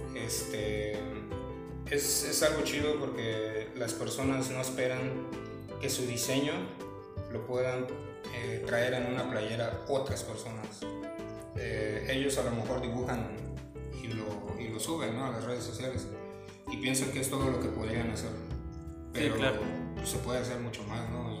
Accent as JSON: {"language": "Spanish", "town": "Cancún", "region": "Quintana Roo", "country": "Mexico", "tie": "born or raised there", "also_born_or_lived": "Mexico City", "said": "yo soy originario de la Ciudad de México, pero la verdad es que crecí por aquí, en la zona"}